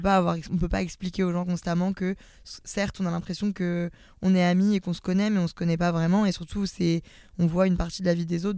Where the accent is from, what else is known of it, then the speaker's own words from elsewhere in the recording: Lyon, Auvergne-Rhône-Alpes, France; j'ai 25 ans, je suis lyonnaise, c'est très important dans mon identité